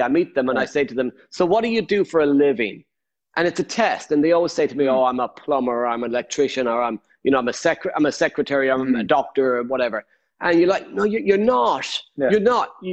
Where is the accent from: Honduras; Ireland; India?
Ireland; I'm Irish